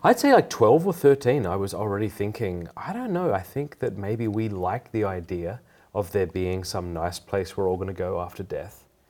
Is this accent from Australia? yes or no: yes; Port Pirie, South Australia, Australia; also born or lived in Sydney; I was raised in Port Pirie, South Australia